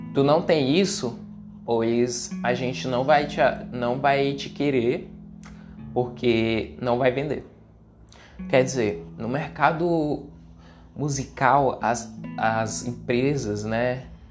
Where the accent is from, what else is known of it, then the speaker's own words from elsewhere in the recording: Ceará, Brazil; eu que sou do Nordeste, eu sou cearense